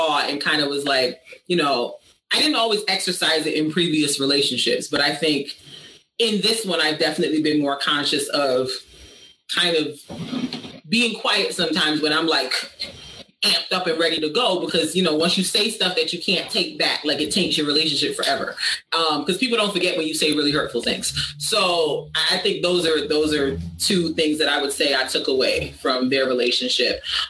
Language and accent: English; Barbados; I'm an islander. I'm from Barbados. That's where my family's from.